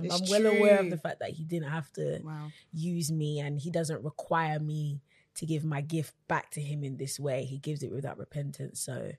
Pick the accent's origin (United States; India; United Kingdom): United Kingdom; London; I am 26 from London